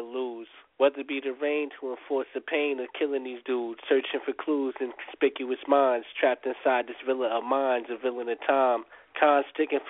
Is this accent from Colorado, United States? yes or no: no; New York, United States; New York.